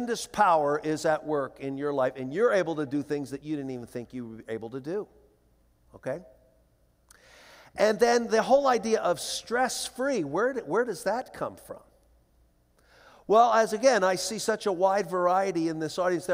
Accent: Philadelphia, Pennsylvania, United States; moved away; my sister and I flew back to Philadelphia to attend to the funeral arrangements, and we had grown up in this little church

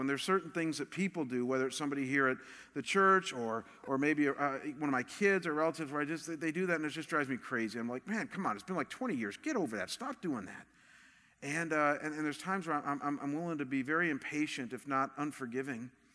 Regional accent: Cleveland, Ohio, United States; moved away; I come from Cleveland

